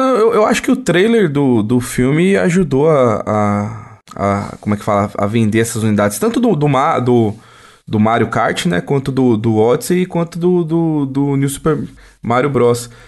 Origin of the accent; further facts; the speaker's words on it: Brazil; A gente é brasileiro